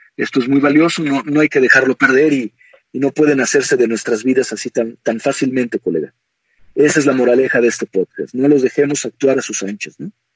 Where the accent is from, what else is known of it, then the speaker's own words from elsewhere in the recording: Mexico; como mexicano, como guerrero azteca, a pesar de que mi apellido es extranjero, yo nací aquí en México